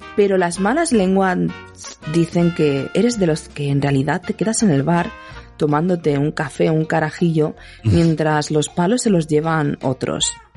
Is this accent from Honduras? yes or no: no; Andalusia, Spain; yo soy andaluza de pura cepa